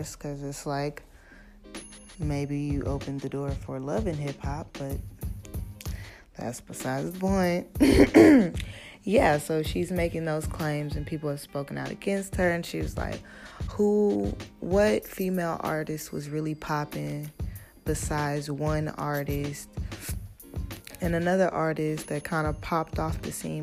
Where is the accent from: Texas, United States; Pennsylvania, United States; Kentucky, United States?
Texas, United States; Houston; I'm from Houston